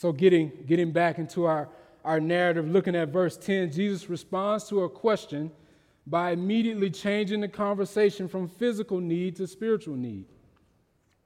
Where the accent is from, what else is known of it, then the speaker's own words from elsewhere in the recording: Mississippi, United States; growing up in Mississippi